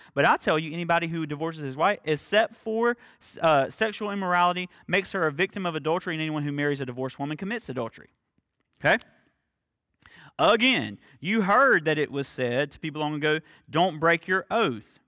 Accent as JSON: {"language": "English", "region": "the South", "country": "United States", "accent": "Southern", "said": "my Southern accent"}